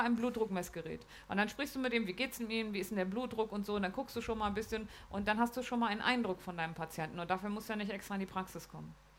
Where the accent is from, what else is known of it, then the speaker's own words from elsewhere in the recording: Lower Saxony, Germany; Ich komme ja aus Niedersachsen.